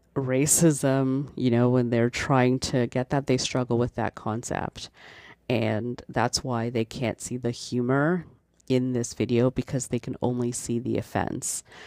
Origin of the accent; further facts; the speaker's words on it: Canada; I'm Canadian